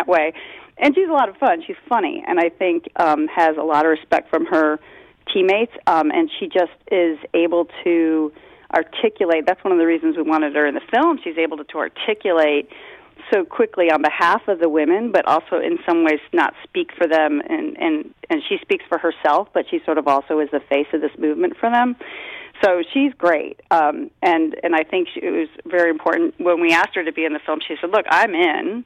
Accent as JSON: {"language": "English", "town": "Rochester", "region": "New York", "country": "United States", "tie": "born or raised there", "said": "Oneonta's not that far from where I grew up. I'm from Rochester"}